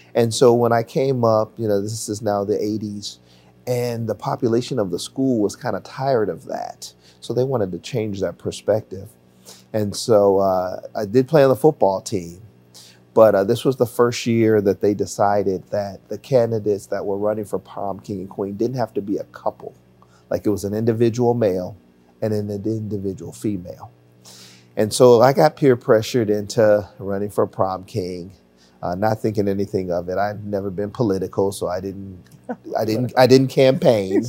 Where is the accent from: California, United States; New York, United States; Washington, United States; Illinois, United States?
Illinois, United States; Chicago; also born or lived in Highland Park, Illinois; I was born and raised on the South Side of Chicago